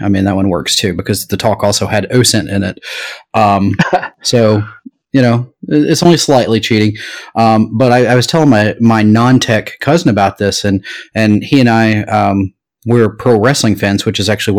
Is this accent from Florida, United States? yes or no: no; Knoxville, Tennessee, United States; this being my hometown, my backyard, if you will